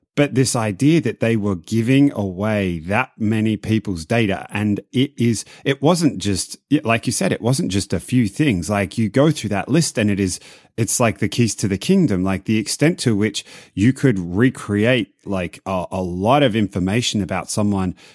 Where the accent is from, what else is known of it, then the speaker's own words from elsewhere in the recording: Australia; moved away; I'm Australian